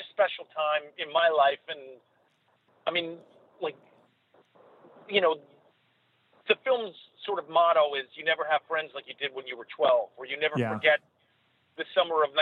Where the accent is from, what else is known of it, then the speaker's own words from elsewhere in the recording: New York, United States; I grew up in New York